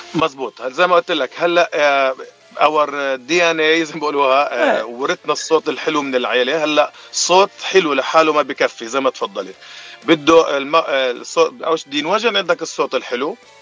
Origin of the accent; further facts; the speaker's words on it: Jordan; moved away as an adult; now in Los Angeles, United States; أنا من الأردن حبيبي باتشي وصار لي بأمريكا من ال 2020